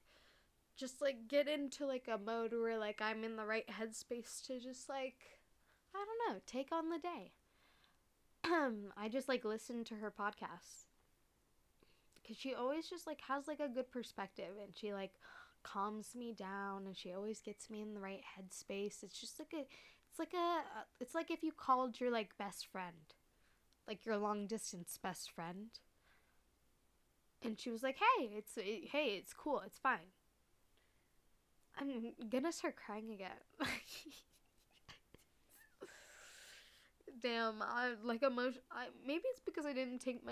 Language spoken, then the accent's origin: English; Bay Area, California, United States; we're both from the Bay Area